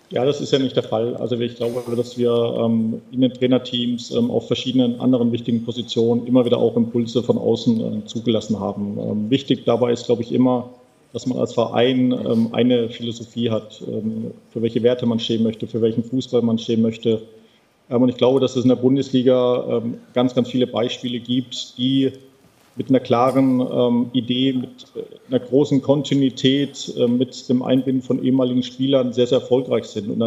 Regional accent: Hamburg, Germany; bin Hamburger

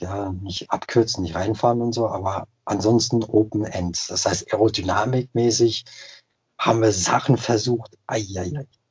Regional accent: Alsace, Grand Est, France; bei uns im Elsass

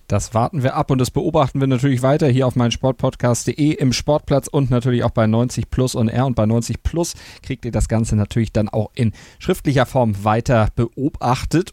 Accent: Germany; bei uns in Deutschland

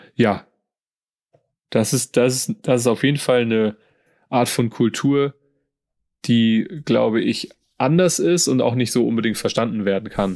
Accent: Germany; Als, als Deutscher und Europäer

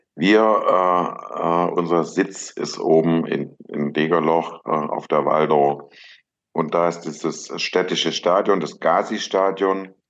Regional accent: Ludwigsburg, Baden-Württemberg, Germany; also born or lived in Stuttgart; Ich bin zwar in Stuttgart geboren, aber im Umland von Stuttgart aufgewachsen, in Ludwigsburg

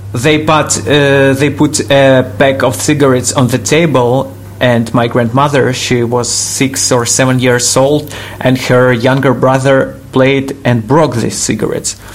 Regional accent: Kyiv, Ukraine; I was born in Kiev and have lived here all my life.

